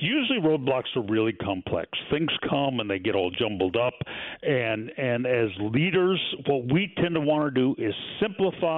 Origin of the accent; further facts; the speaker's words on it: Pacific Northwest, United States; moved away; I grew up in the Pacific Northwest